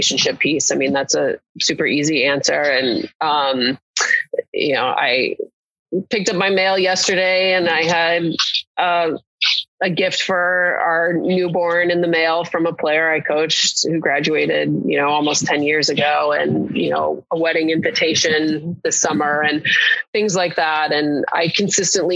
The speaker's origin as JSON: {"language": "English", "region": "West Coast", "country": "United States", "also_born_or_lived": "Williamstown, Massachusetts", "moved": "yes", "lives_now": "Los Angeles, United States", "said": "And I'm from the West Coast originally."}